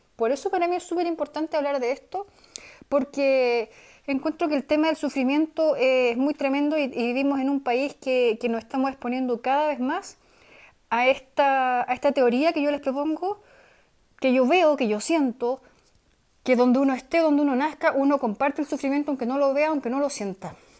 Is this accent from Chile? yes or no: yes; Chile; siendo chileno